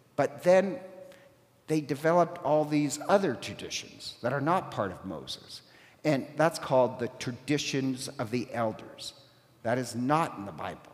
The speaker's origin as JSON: {"language": "English", "country": "Ireland", "said": "I'm Irish"}